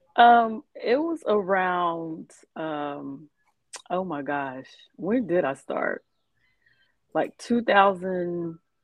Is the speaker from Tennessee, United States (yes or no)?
no; Bowling Green, Kentucky, United States; from Bowling Green, Kentucky